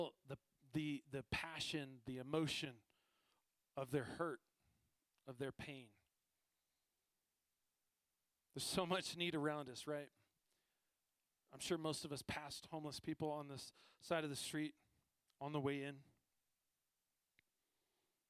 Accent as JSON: {"language": "English", "region": "East Coast", "country": "United States", "moved": "as an adult", "lives_now": "Colorado, United States", "said": "I'm from the East Coast"}